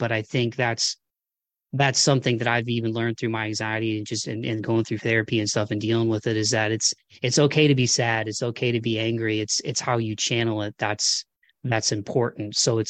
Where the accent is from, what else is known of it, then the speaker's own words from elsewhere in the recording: Midwest, United States; maybe it's just part of where I grew up in the Midwest, where it's just kind of like, hey, you rub some dirt on it and, you know, boys don't cry